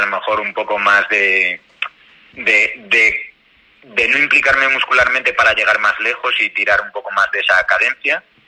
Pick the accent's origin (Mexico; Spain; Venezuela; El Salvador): Spain; León, Castile and León; yo soy de León y en León tenemos una tienda referencia